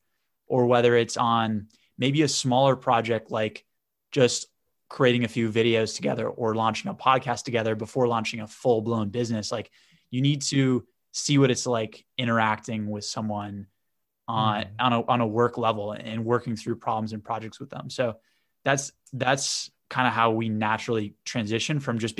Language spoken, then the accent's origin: English; Boston, Massachusetts, United States; I'm from the Northeast in America, in Boston. So I went to Babson College, which is also in the Northeast, right outside of Boston.